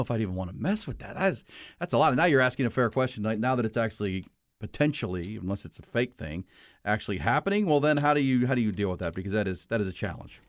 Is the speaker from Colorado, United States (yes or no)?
no; Houston, Texas, United States; I grew up in Houston